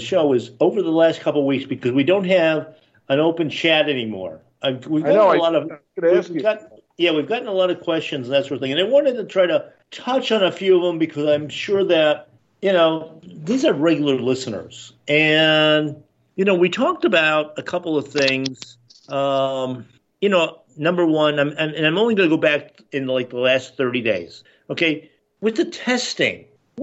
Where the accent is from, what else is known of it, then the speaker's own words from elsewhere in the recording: Buffalo, New York, United States; now in Florida, United States; I grew up in Buffalo, New York.